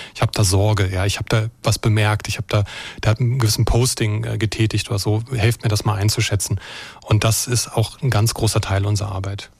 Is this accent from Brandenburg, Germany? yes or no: yes; Brandenburg, Germany; now in Baden-Württemberg, Germany; ich bin äh, in Brandenburg geboren und aufgewachsen